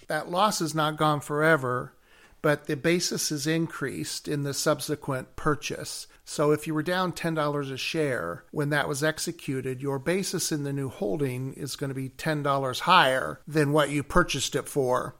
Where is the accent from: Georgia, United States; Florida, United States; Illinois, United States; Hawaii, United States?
Illinois, United States; Chicago; I'm from Chicago